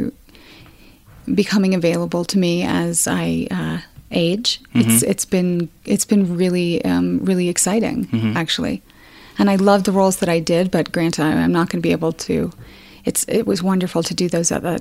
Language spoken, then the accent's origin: English; Castle Rock, Colorado, United States; I'm from Colorado